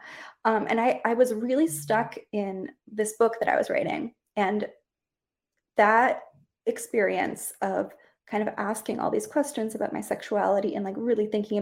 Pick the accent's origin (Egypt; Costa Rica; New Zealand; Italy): Costa Rica; I grew up in Costa Rica, which is a very Catholic country